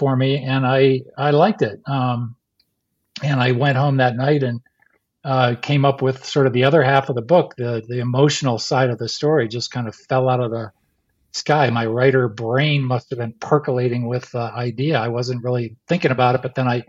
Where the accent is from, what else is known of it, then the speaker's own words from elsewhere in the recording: outside Boston, Massachusetts, United States; growing up outside Boston and becoming a huge Red Sox fan